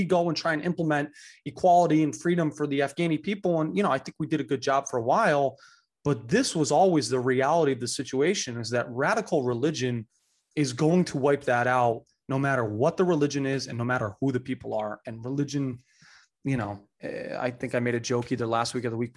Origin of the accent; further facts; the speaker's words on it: United States; as an American